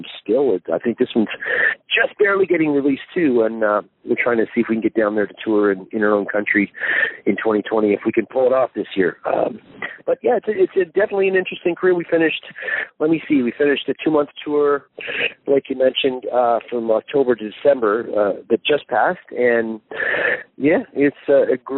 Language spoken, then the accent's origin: English; Canada; moved away as an adult; now in United Kingdom; I am a Canadian who lived in Canada his whole life